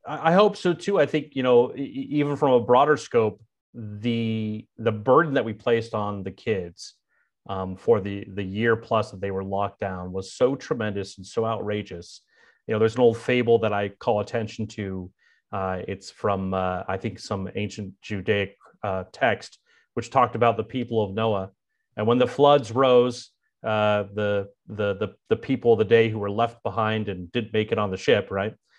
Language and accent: English; Bay Area, California, United States; moved away as an adult; also born or lived in Provo, Utah / Washington, D.C.; my hometown of, of the Bay Area